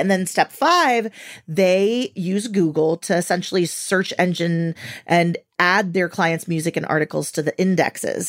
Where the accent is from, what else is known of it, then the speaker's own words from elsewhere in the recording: Venezuela; moved away; I'm from Venezuela